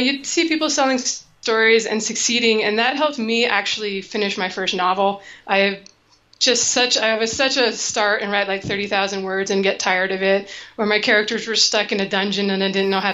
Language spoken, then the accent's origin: English; Seattle, Washington, United States; moved away as an adult; now in Arizona, United States; growing up in Seattle, I was always like borderline depressed in the winter